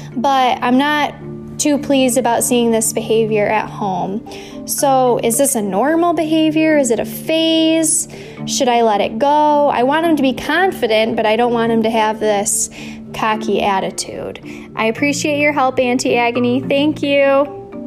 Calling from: Louisville, Kentucky, United States; I'm calling in from Louisville, Kentucky.

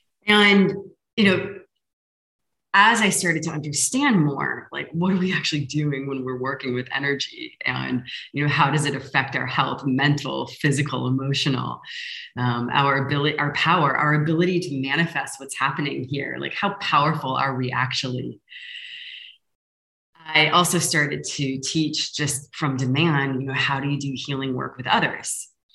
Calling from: Lisbon, Portugal; I'm sending love from Lisbon.

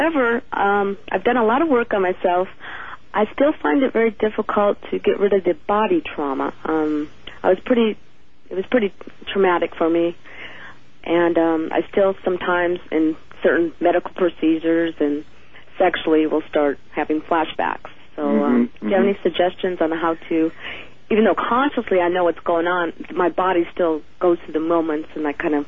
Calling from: Kent, Washington, United States; I'm from Kent, Washington.

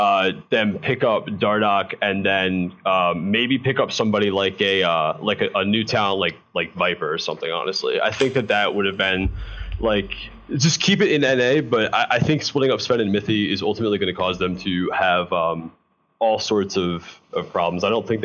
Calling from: New Jersey, United States; What's up, Travis? Long time no see. Jersey.

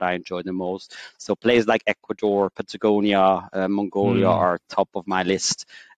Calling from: Zurich, Switzerland; So I'm joining from Zurich. I'm based out of Switzerland

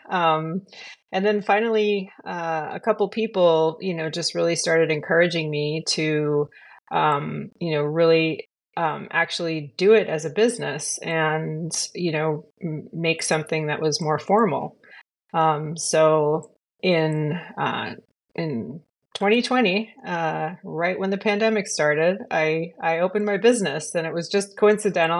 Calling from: California, United States; I'm calling in from California, uh, in the United States.

